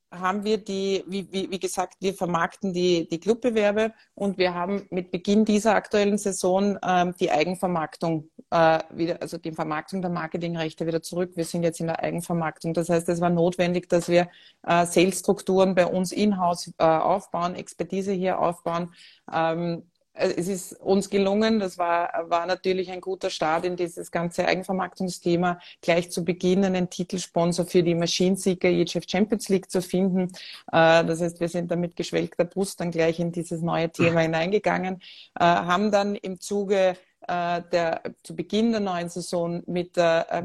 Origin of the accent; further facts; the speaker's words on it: Vienna, Austria; born there; Ähm, ich bin, wie ihr vermutlich äh, hört, an meinem Dialekt geborene Wienerin